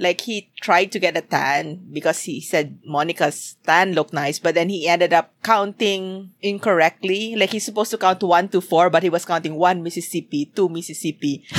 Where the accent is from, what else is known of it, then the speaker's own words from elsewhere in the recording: Philippines; as a Filipino.